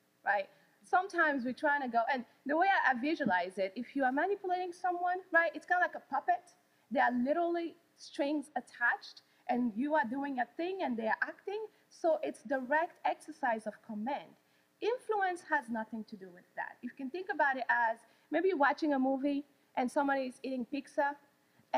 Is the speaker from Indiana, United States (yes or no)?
no; Wichita, Kansas, United States; moved away; I'm from Wichita, Kansas